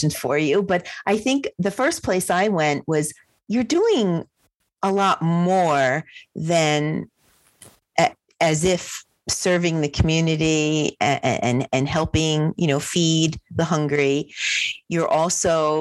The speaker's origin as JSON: {"language": "English", "region": "New Jersey", "country": "United States", "said": "I'm from New Jersey."}